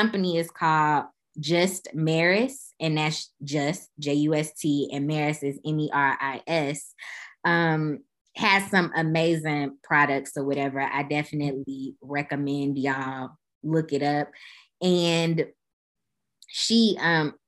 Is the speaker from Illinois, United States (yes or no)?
yes; Chicago, Illinois, United States; Growing up in Chicago